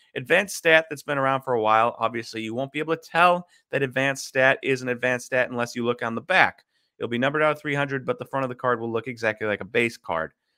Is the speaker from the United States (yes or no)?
yes; Wisconsin, United States; I am from Wisconsin